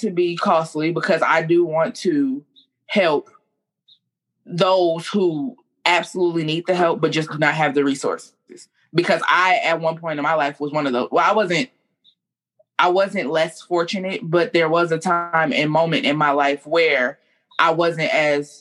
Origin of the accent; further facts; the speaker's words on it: Compton, California, United States; now in Houston, United States; I am from Compton, California, a born-again Houstonian